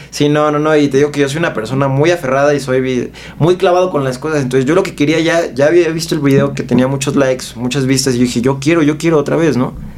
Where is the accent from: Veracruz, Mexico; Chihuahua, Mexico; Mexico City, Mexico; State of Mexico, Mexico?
Mexico City, Mexico; yo soy de aquí de la Ciudad de México